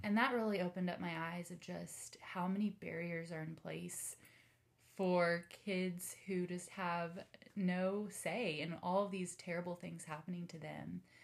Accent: Denton, Texas, United States; now in Austin, United States; I grew up in the Dallas area in good old Denton

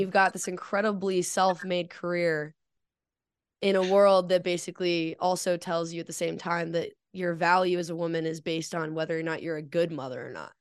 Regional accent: Colorado, United States; growing up in Colorado

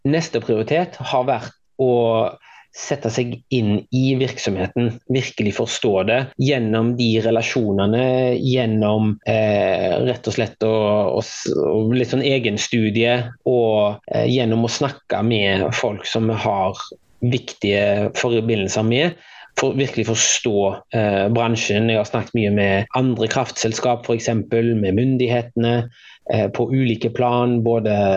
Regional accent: Haugesund, Rogaland, Norway; moved away as an adult; also born or lived in Bergen / Oslo; Eh, og hadde det veldig fint her i oppveksten

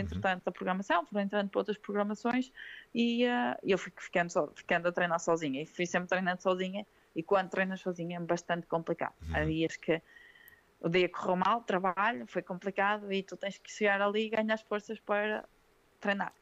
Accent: Sernancelhe, Norte, Portugal; moved away; eu não sou daqui, sou do Sernancelho

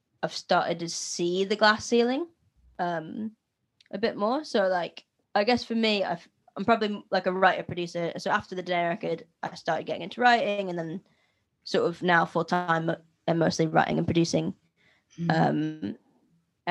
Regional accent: Philadelphia, Pennsylvania, United States; I'm from Philadelphia

